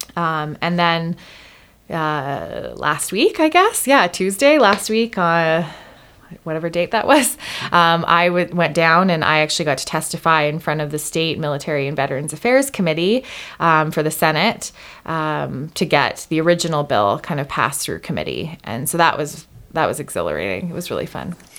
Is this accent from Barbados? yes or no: no; Canada; moved away as an adult; also born or lived in Hawaii; I grew up in Canada